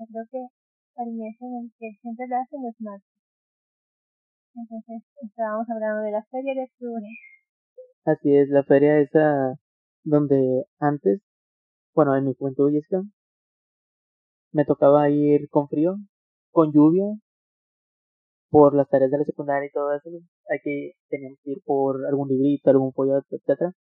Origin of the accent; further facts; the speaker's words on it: Monterrey, Nuevo León, Mexico; Estamos en Monterrey, México.